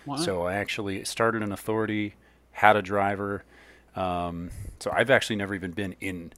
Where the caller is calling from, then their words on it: Lemoore, California, United States; I'm calling in from Lemoore, California.